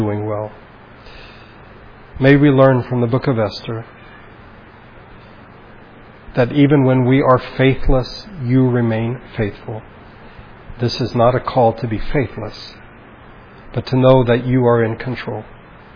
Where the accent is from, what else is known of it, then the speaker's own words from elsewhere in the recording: Baguio, Cordillera Administrative Region, Philippines; moved away; my hometown, of Baguio